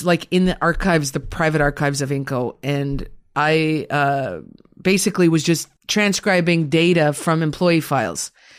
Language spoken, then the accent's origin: English; Sudbury, Ontario, Canada; did my thesis on women who worked at a mining company in Sudbury during World War II. Okay. That's my hometown.